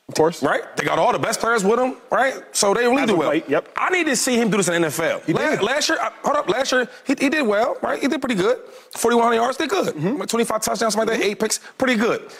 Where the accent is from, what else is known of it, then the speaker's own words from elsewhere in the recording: the Bay Area, California, United States; I'm from the Bay